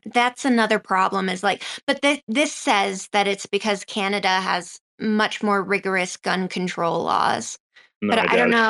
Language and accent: English; Sweden; I grew up in Sweden